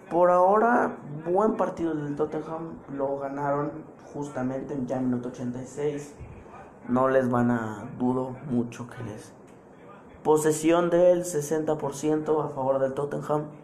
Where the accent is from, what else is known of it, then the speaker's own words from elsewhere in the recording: Mexico; A mí esto me emociona mucho, obviamente soy mexicano y esto me, interesa mucho que el Chucky marque gol